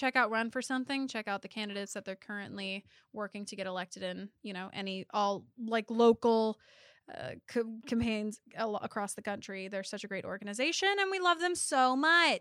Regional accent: Louisiana, United States; I was born in Louisiana.

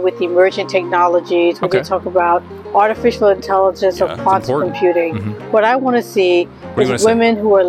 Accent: New York City, New York, United States; Ever since growing up in the Bronx in New York

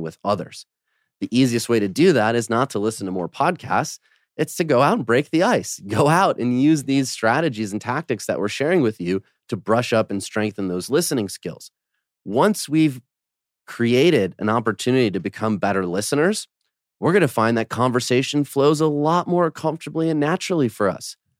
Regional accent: Detroit, Michigan, United States; also born or lived in Poland; now in Los Angeles, United States; my family's from Poland. I grew up in Detroit, but I've spent most of my life in L

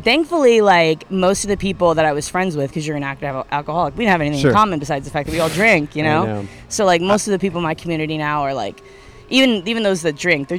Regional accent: Brooklyn, New York, United States

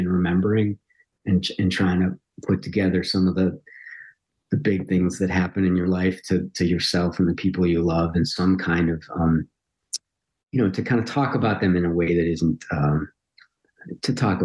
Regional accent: Highland Park, Illinois, United States; moved away; Highland Park's kind of fairly ordinary

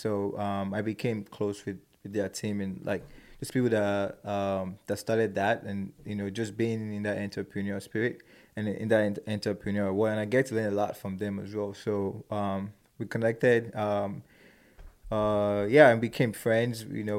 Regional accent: Nigeria; moved away; So like being an Nigerian and growing up in that part of the world and knowing how to speak my mom's dialect as well. And also growing up here.

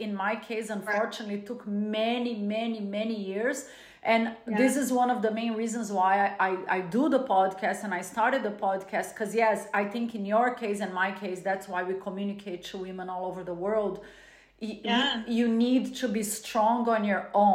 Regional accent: Brazil; moved away; growing up in a Latin culture. I was born in Brazil

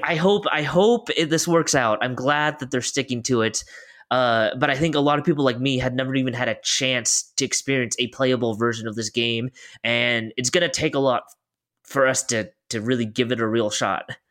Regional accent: Oregon, United States; we're both from Oregon.

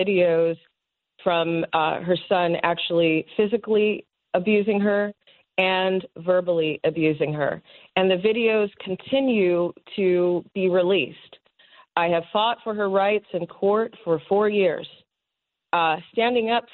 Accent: West Coast, United States; I'm from the West Coast

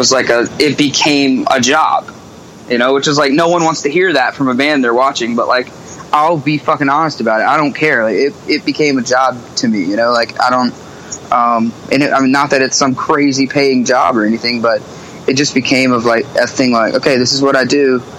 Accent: Myrtle Beach, South Carolina, United States; now in Charleston, United States; Yeah, I was born in Myrtle Beach.

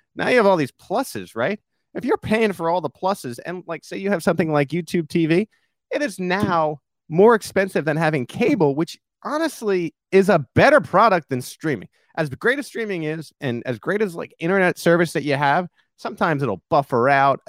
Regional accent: New York, United States; come from a melting pot. That's what they call New York

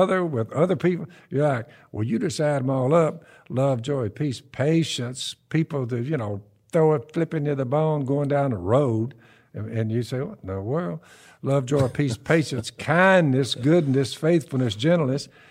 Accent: the South, United States; We're from the South

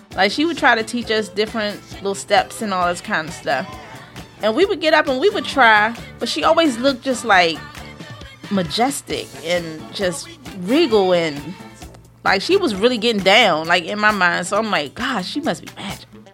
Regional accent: United States; accent: AAVE; first language African American Vernacular English; A A V E, but that's my native language

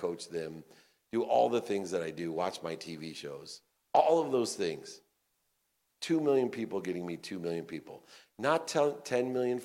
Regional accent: Akron, Ohio, United States; I was born in Akron, Ohio, to a single mom with 6 kids

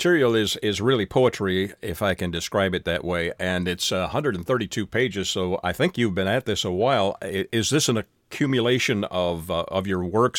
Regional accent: Canada; Canada, my home country

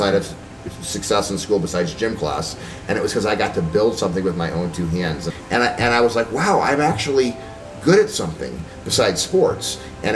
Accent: Medford Lakes, New Jersey, United States; I grew up on a lake, and there was 1,300 people in the town of Medford Lakes that I grew up

